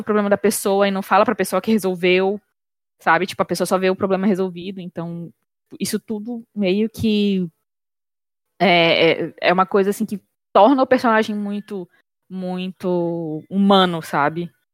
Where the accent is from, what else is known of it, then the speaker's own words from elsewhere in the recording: Pará, Brazil; a realidade que a gente tem enquanto paraenses